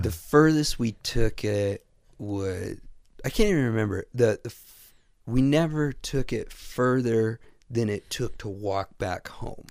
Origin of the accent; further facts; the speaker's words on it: Midwest, United States; I never left the Midwest.